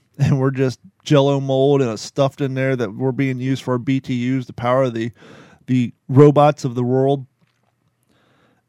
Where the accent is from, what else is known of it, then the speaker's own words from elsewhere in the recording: United States; also born or lived in Kentucky / Ohio; now in Florida, United States; growing up in Kentucky and Ohio